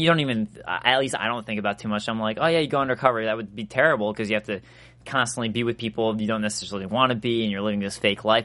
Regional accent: Chicago, Illinois, United States; I'm from Chicago

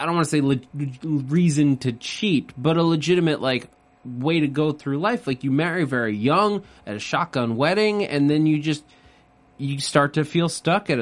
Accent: New York, United States; I grew up in New York.

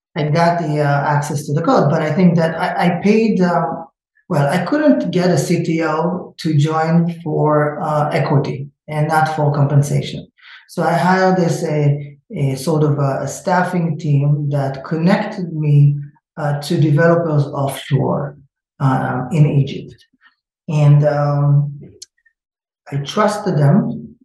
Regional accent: Israel; moved away as an adult; now in United States; I'm originally from Israel, but I live in the state for 20 something years, but I still didn't lose the accent.

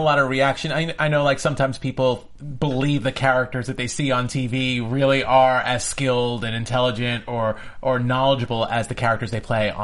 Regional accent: New York, United States; I grew up in New York

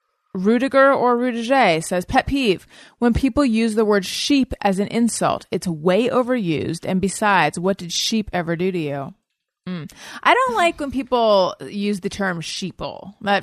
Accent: California, United States; accent: California; With my California Dawn accent

